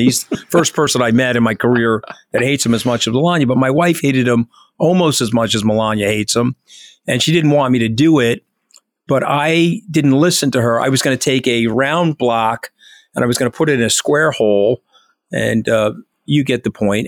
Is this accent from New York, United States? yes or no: yes; New York, United States; I'm a New Yorker